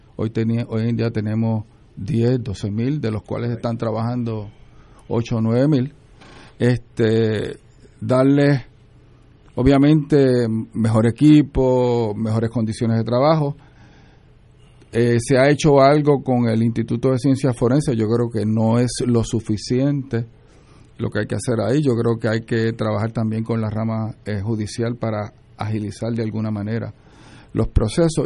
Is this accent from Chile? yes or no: no; Puerto Rico; Nací en Puerto Rico